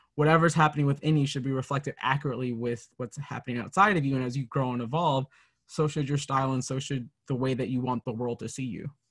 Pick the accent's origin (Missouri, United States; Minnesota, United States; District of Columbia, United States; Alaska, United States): Minnesota, United States; growing up in Minnesota